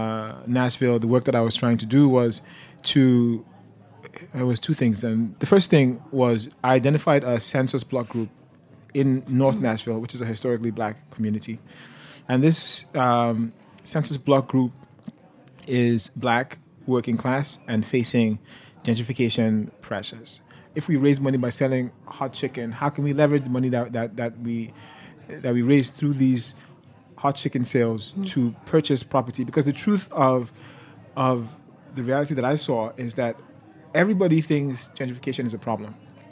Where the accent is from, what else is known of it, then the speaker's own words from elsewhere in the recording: Nigeria; So I am a cook and a writer, but before all that, I'm a Nigerian. I'm an immigrant, and I think those are some like relevant labels